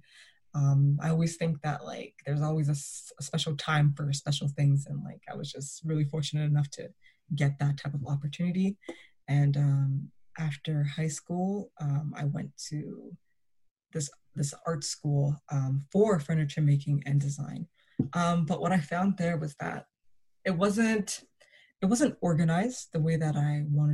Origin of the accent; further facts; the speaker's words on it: Toronto, Ontario, Canada; Growing up in Toronto was very interesting.